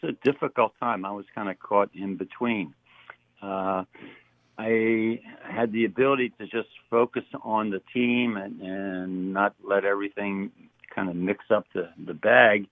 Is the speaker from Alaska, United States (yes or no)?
no; Philadelphia, Pennsylvania, United States; moved away as an adult; also born or lived in Southern California; I grew up in uh, West Philadelphia